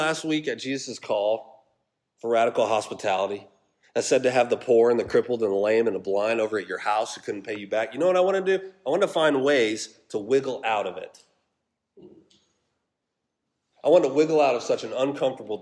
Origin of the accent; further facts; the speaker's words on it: Colorado, United States; also born or lived in Alaska; now in Georgia, United States; I grew up in Colorado, and that Sila and I lived in Alaska for 3 years